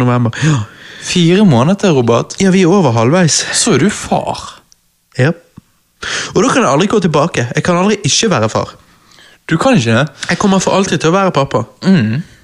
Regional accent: Norway; jeg er en typisk norsk gutt

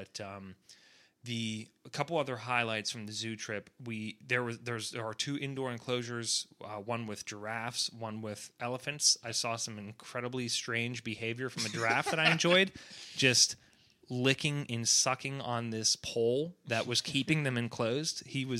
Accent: Atlanta, Georgia, United States; but we're being from Atlanta. That's like the best aquarium in the world

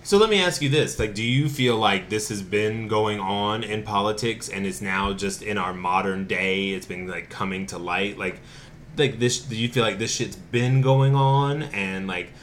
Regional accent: Winston-Salem, North Carolina, United States; now in Asheville, United States; I'm from Winston-Salem, North Carolina

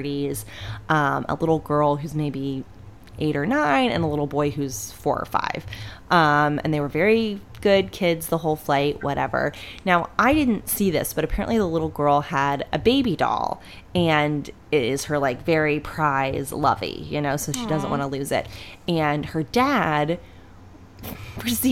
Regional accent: Northeast Ohio, United States; growing up in Northeast Ohio

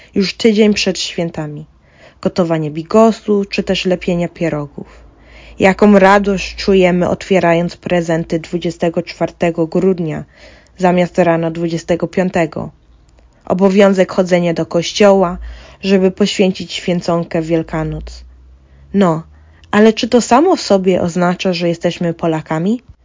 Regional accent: Ireland; Urodziłam się w Irlandii. Tu mam koleżanki, szkołę i cały mój świat

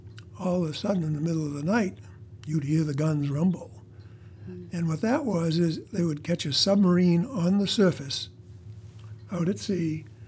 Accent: Portland, Maine, United States; also born or lived in Bangor, Maine; I was born in Bangor, Maine, mm-hmm. but I moved at the age of five to Portland, and I grew up in Portland through high school.

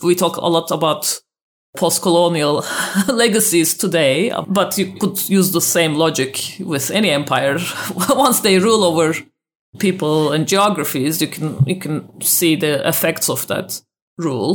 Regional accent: Turkey; I grew up in Turkey myself

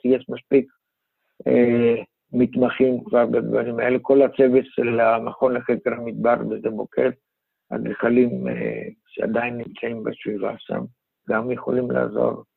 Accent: Greece; now in Israel; אני מיוון, ולמדתי שם

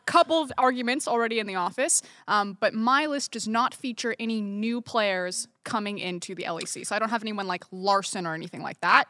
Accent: United States; I'm American

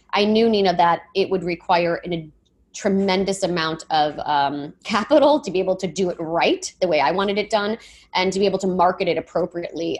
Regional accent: Michigan, United States; growing up in Michigan, um, good Miss Midwestern roots

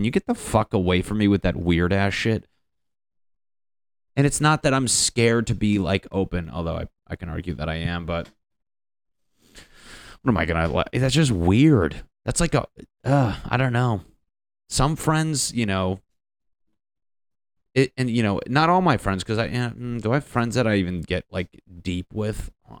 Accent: New England, United States; but I'm from the Northeast, like Connecticut, Boston, like New England.

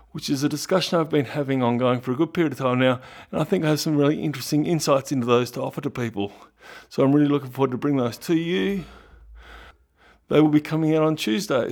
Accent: Ballarat, Victoria, Australia; moved away as an adult; now in Melbourne, Australia; I grew up in Ballarat, but I moved down to Melbourne at age eighteen point one

